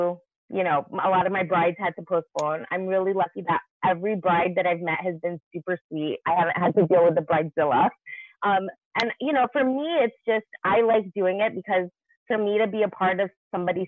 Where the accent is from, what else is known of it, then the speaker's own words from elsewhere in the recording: New York City, New York, United States; I'm from Brooklyn, New York.